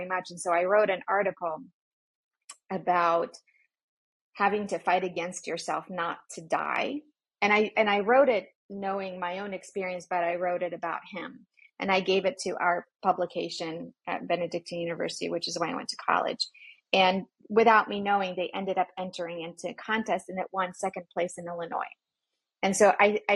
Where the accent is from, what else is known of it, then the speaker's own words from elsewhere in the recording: Poland; moved away; I grew up in Poland where things like that weren't talked about.